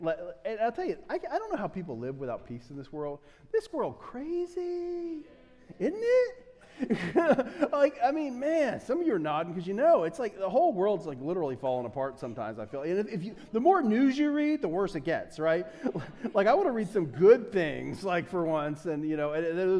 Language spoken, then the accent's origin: English; United States; I'm such an American